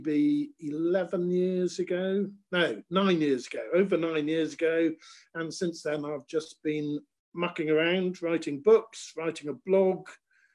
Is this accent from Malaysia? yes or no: no; Bristol, South West England, United Kingdom; also born or lived in Pensford; I grew up in Bristol, and just south of Bristol. Lived in the countryside in a place called Pensford